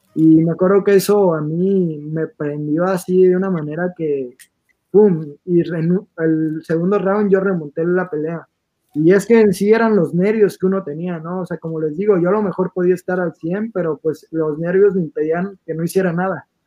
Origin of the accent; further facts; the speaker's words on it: Mexico; nosotros que somos de Moducuan